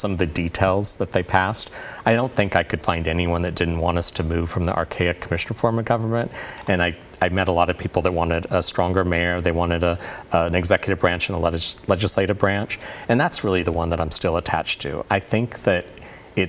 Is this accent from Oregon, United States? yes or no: yes; Portland, Oregon, United States; my service to my hometown.